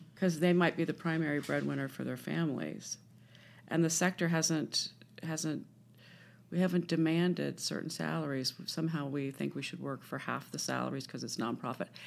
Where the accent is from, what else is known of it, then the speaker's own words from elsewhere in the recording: Washington, District of Columbia, United States; I grew up in Washington D.C.